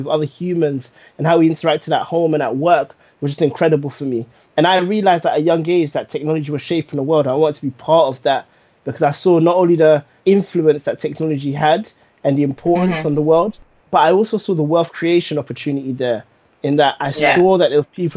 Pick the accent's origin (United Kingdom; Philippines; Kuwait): United Kingdom; London; growing up in Tottenham, I lived in an area called Northumberland Park